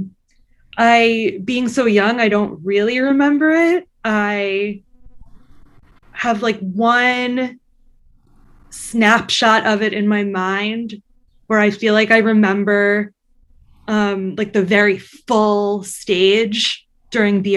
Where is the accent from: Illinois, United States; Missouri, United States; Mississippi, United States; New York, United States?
New York, United States; Long Island; I grew up on Long Island